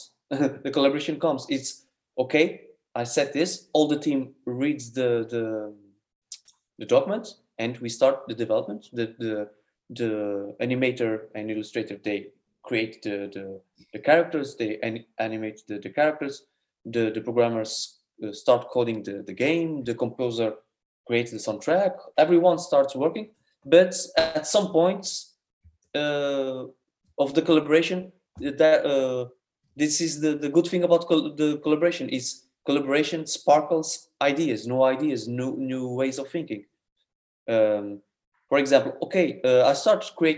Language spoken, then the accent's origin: English; Portugal; we are a small country